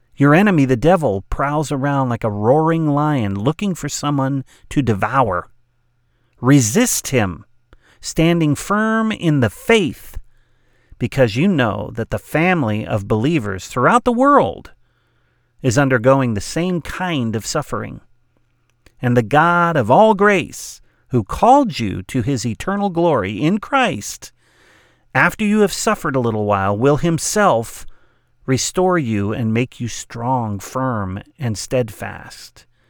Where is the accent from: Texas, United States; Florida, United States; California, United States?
California, United States; Southern; I grew up in Southern California on the west coast of the United States